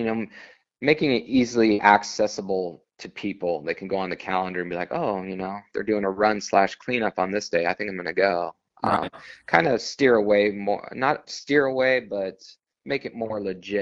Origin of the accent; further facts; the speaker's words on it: Las Vegas, Nevada, United States; now in San Diego, United States; I was born and raised in Las Vegas